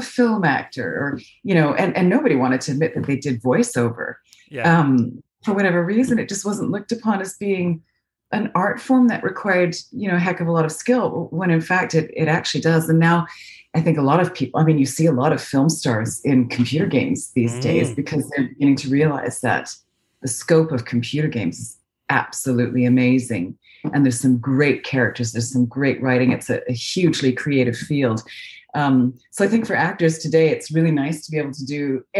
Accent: Calgary, Alberta, Canada; accent: North American; moved away as an adult; now in London, United Kingdom; I was born in Calgary, Alberta.

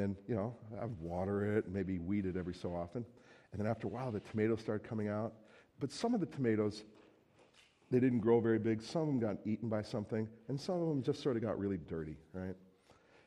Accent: New Jersey, United States; moved away as an adult; now in Minnesota, United States; I'm originally from New Jersey

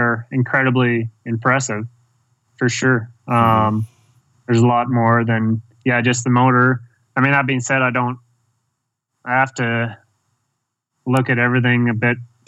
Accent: Canada; growing up in Canada, very, you know, privileged, life, growing up there

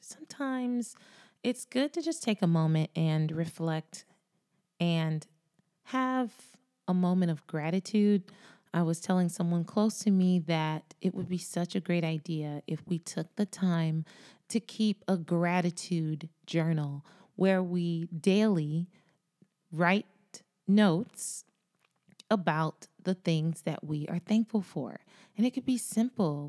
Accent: Florida, United States; Florida is my home state

